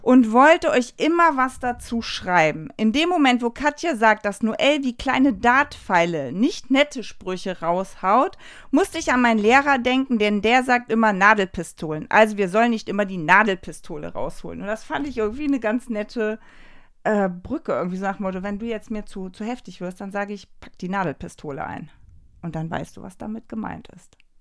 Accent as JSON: {"language": "German", "town": "Leverkusen", "region": "North Rhine-Westphalia", "country": "Germany", "said": "also ich komme ja wie gesagt aus Leverkusen"}